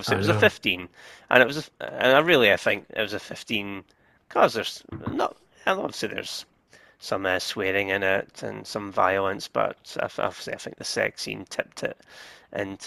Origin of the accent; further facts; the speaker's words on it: Scotland, United Kingdom; being Scottish as well, Highlander